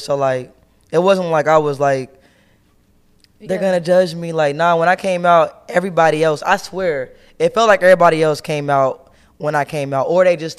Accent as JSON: {"language": "English", "town": "Cincinnati", "region": "Ohio", "country": "United States", "moved": "yes", "lives_now": "Atlanta, United States", "said": "I'm from Cincinnati"}